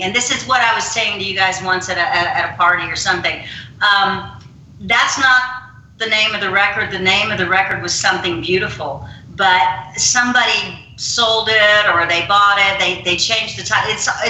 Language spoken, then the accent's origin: English; Macon, Georgia, United States; born there; now in Los Angeles, United States; Okay, well, I was born in Georgia, in Macon, Georgia. My dad was in the Air Force. I'm the youngest of 5 girls. Moved around quite a bit with my family being in the military and ended up in Los Angeles in 1984.